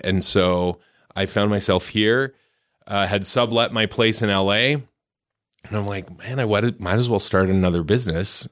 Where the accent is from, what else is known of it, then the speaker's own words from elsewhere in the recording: Lethbridge, Alberta, Canada; also born or lived in Arizona / Seattle / Provo, Utah / Southern California; now in Utah, United States; I grew up in Canada, in southern Alberta